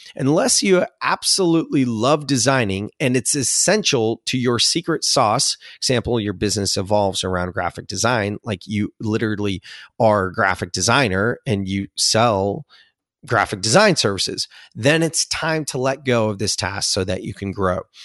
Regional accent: Silicon Valley, California, United States; I'm from Silicon Valley.

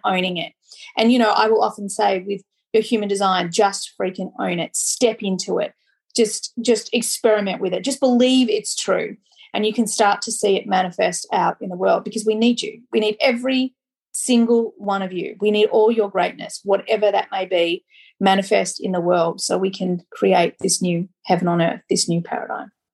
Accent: Australia; I'm Australian

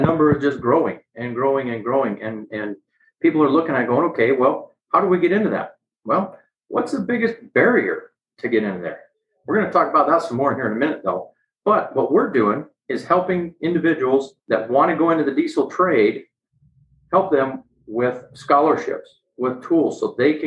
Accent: Montana, United States; I grew up in Montana.

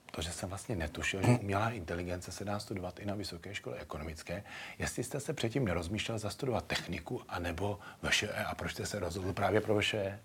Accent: Plzeň, Plzeň Region, Czechia; Já jsem mimochodem Plzeňák narozený

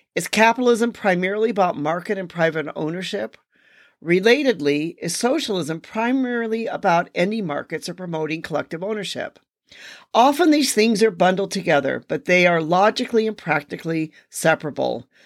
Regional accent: United States; me being an American

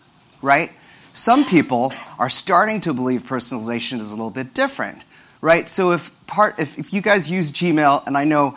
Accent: Kansas City, Missouri, United States; moved away as an adult; also born or lived in Stanford, California; now in Brooklyn, United States; I was born and raised in Kansas City, Missouri, to Filipino immigrants who came to the U.S. in the 1960s

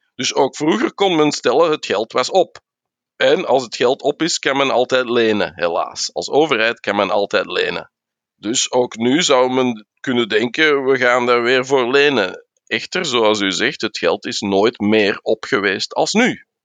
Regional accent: Flanders, Belgium

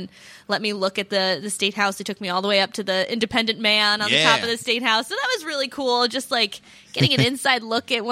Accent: Warwick, Rhode Island, United States; I've lived here my whole life. I grew up in Warwick.

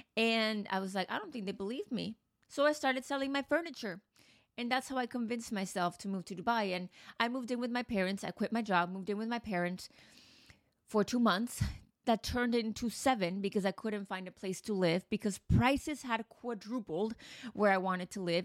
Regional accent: United States; also born or lived in Mexico; now in Manhattan, United States; I've been to the U S, obviously grew up there

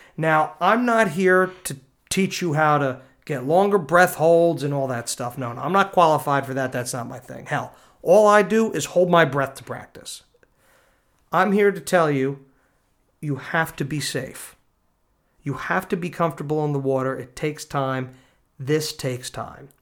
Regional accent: New Jersey, United States; accent: Danny DeVito kinda sounding; my Danny DeVito kinda sounding accent went over your head, I'm from New Jersey

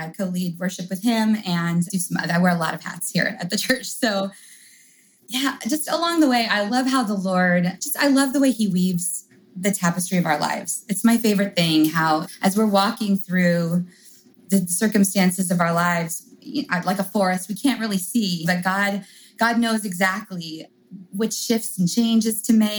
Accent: England, United Kingdom; I grew up in England.

